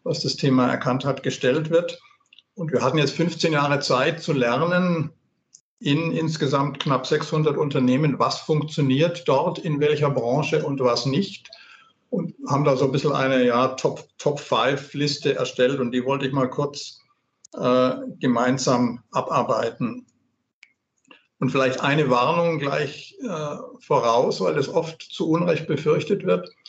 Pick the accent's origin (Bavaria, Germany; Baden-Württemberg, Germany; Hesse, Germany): Baden-Württemberg, Germany; Also als Schwabe bin ich jetzt fast ein bisschen verlegen nach diesem kleinen Werbeblock von der Gudrun.